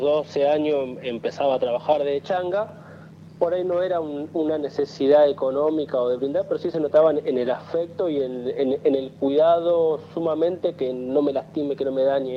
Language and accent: Spanish; San Pedro, Buenos Aires Province, Argentina; moved away as an adult; now in Zárate, Argentina; soy de Zárate, nací en San Pedro, pero hace dos años que vivo en esta ciudad